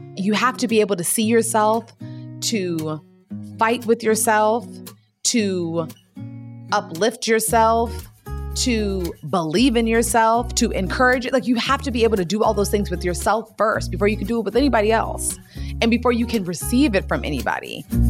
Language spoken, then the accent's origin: English; Gaithersburg, Maryland, United States; I grew up in the Washington, D C metropolitan area in a town called Gaithersburg, Maryland